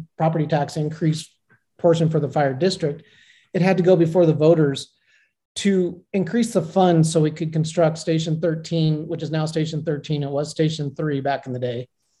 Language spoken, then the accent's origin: English; Incline Village, Nevada, United States; So, as mentioned, I was born and raised here in Incline